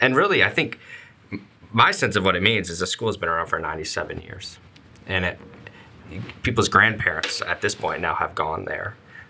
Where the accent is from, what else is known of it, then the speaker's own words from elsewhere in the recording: Toledo, Ohio, United States; moved away as an adult; I'm from Toledo, Ohio. Graduated from a Catholic high school there, St. Francis de Sales.